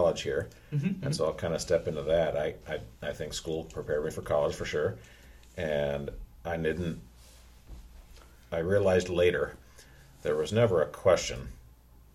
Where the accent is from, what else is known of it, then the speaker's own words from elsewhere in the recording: North Central Nebraska, United States; also born or lived in Bassett, Nebraska / O'Neill, Nebraska; I'm kind of from two different small towns. My younger years in Bassett, Nebraska, up in Rock County. And about fifth grade year, I think it was, we moved to O'Neill.